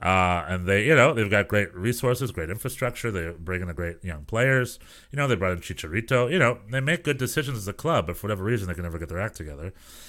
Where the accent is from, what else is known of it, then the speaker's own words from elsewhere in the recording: Greensboro, North Carolina, United States; I'm from Greensboro, North Carolina, where I went to school. So I say Greensboro.